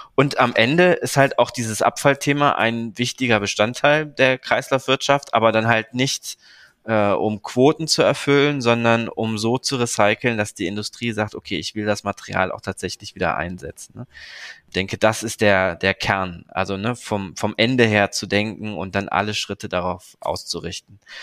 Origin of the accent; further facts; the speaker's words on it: Cologne, North Rhine-Westphalia, Germany; aus dem Krankenhaus in Köln, wo ich geboren bin